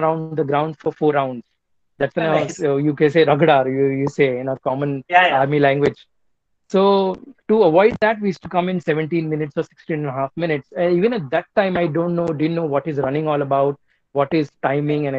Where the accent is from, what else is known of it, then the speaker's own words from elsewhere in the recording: Mumbai, Maharashtra, India; I am from Bombay, born and brought up in Mumbai